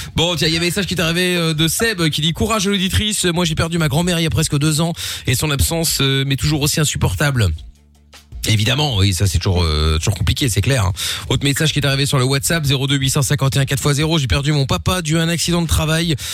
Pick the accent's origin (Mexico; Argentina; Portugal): Portugal; je suis portugais